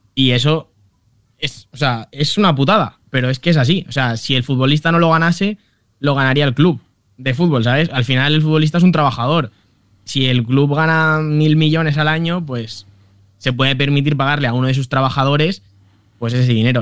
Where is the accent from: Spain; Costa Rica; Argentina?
Spain; Valencia, Valencian Community; nací en Valencia eh, el 29 de octubre de 1997